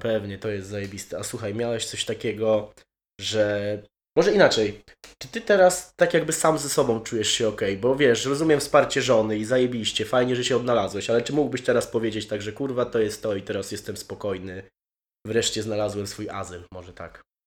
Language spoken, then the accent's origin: Polish; Poland; moved away as an adult; now in Wrocław, Poland; Całe życie się wychowywałem na wsi